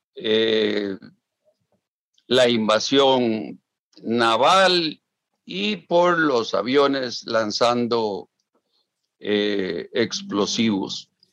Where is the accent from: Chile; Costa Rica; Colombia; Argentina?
Costa Rica; yo como costarricense